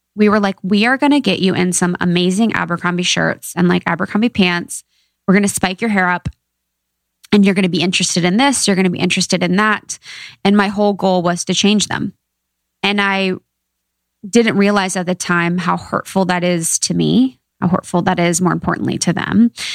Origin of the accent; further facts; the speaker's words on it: Ohio, United States; I'm from Ohio, small town gal